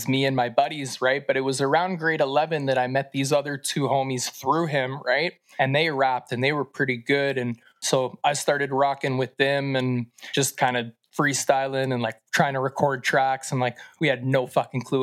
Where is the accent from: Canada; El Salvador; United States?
Canada; Duncan, British Columbia; also born or lived in Victoria, British Columbia / Shawnigan Lake, British Columbia; I landed here in Duncan, BC around the time of 6 years of age. I guess I moved here and grew up here in this little small valley and on the island